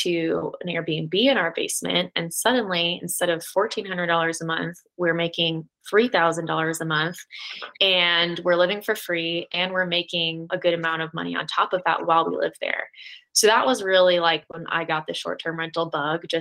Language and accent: English; Florida, United States; moved away as an adult; now in Denver, United States; I'm originally from Florida and moved out here with my husband